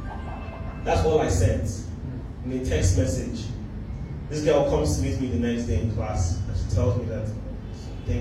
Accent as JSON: {"language": "English", "country": "Nigeria", "said": "being Nigerian"}